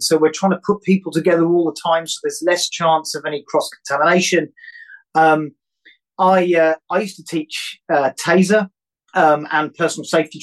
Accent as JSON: {"language": "English", "country": "United Kingdom", "said": "being British"}